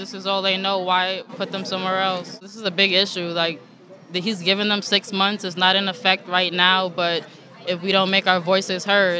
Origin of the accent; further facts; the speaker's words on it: New York City, New York, United States; I'm from the Bronx